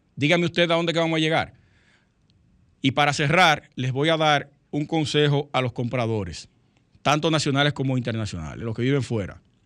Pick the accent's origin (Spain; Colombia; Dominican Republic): Dominican Republic; somos dominicanos